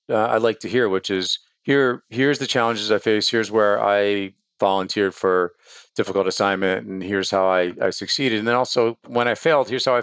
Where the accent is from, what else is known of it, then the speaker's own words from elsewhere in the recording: Bronx, New York, United States; where I started, which is I'm from the Bronx.